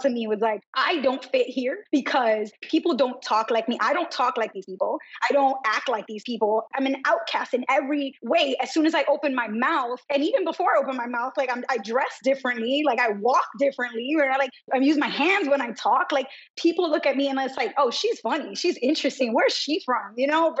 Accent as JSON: {"language": "English", "town": "New York City", "region": "New York", "country": "United States", "tie": "born or raised there", "said": "I was brought up in New York City, vibrant Brooklyn, Dominican American community"}